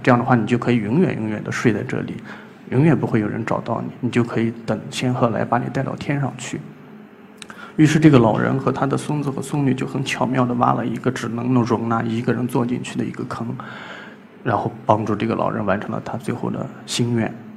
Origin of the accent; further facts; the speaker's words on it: Gaotai, Gansu, China; moved away; 今年三十二岁，呃，甘肃高台人。我出生在一个叫花强子的村庄